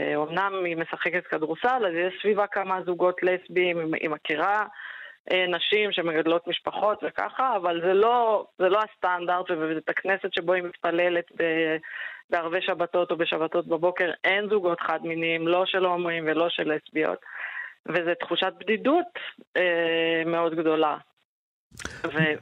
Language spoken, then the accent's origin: Hebrew; Jerusalem, Jerusalem District, Israel; אני ירושלמית, חגגתי השנה 40. אני חיה עם בת הזוג שלי הילה בארנונה, בירושלים